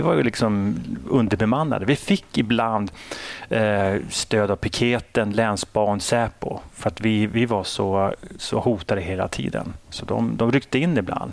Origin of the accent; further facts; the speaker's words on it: Sweden; jag är ju uppväxt i Sverige